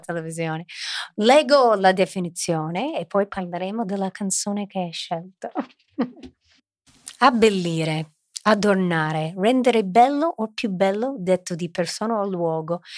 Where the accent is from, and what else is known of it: Milan, Lombardy, Italy; born or raised there